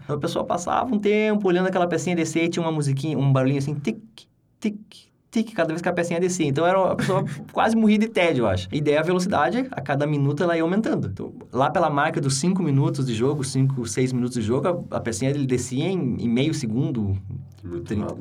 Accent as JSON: {"language": "Portuguese", "country": "Brazil", "tie": "born or raised there", "also_born_or_lived": "Sweden", "moved": "as an adult", "said": "eu aprendi desde pequeno sendo brasileiro"}